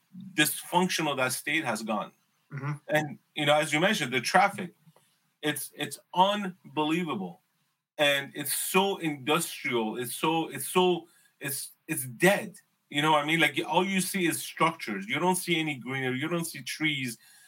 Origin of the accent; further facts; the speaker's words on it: Los Angeles, California, United States; moved away; I grew up in San Fernando Valley.